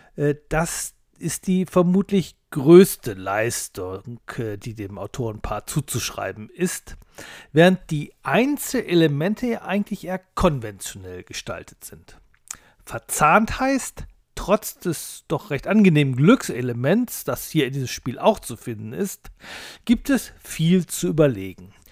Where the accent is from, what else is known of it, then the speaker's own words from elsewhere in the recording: Duisburg, North Rhine-Westphalia, Germany; Schließlich bin ich aus Duisburg